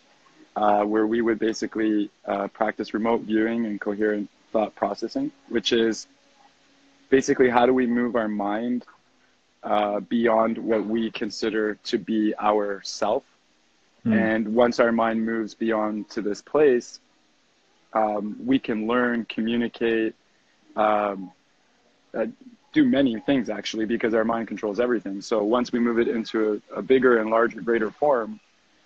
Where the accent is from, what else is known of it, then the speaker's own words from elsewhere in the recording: Toronto, Ontario, Canada; moved away as an adult; also born or lived in Victoria, British Columbia; now in Costa Rica; I grew up in Toronto